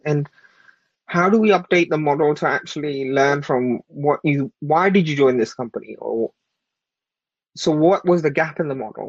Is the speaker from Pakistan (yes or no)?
yes; Pakistan; moved away; I was born and raised in Pakistan. I was an immigrant here from a very humble background.